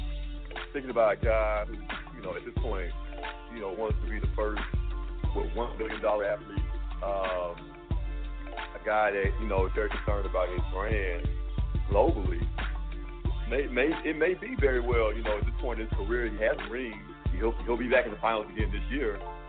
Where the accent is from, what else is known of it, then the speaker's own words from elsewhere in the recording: Canada; I'm Canadian. So, Canadians are a little different. A little bit weird.